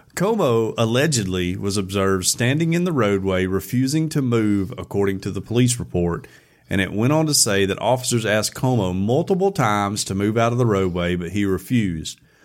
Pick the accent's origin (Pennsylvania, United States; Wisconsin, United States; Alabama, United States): Alabama, United States; we're from Alabama.